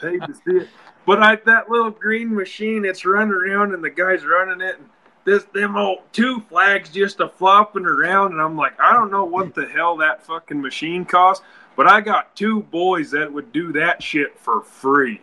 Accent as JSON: {"language": "English", "region": "Wyoming", "country": "United States", "said": "where we are, we're from Wyoming, and the wind always blows"}